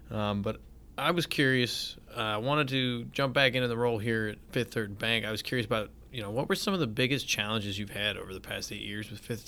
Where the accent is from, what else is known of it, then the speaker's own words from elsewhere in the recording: California, United States; now in Columbus, United States; I'm from California